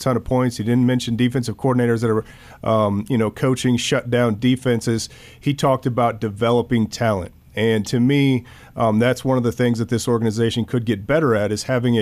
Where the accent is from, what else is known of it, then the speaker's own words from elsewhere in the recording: northwest Iowa, United States; moved away; I was in the northwest corner of Iowa